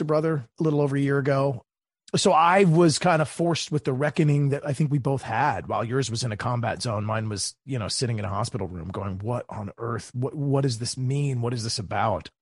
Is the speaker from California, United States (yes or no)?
no; Maryland, United States; my home state of Maryland